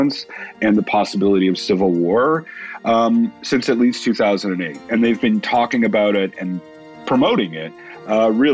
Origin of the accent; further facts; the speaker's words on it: Canada; being Canadian